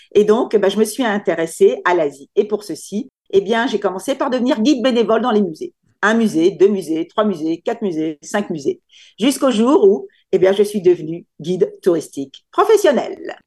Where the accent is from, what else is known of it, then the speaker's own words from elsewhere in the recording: France; moved away as an adult; now in Singapore; je suis française, parce que je suis née en France, j'ai grandi en France, j'ai été élevée en France